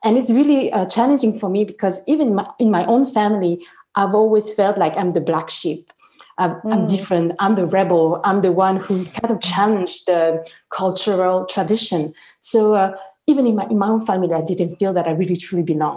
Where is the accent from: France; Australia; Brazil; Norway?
France; I'm French. I was born here and I studied here.